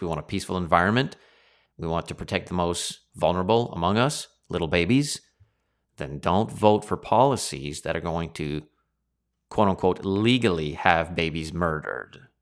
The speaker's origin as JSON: {"language": "English", "country": "Canada", "said": "as Canadians"}